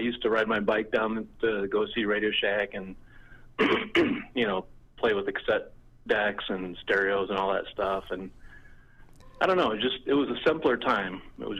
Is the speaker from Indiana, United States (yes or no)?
yes; Indianapolis, Indiana, United States; I grew up in Indianapolis, Indiana.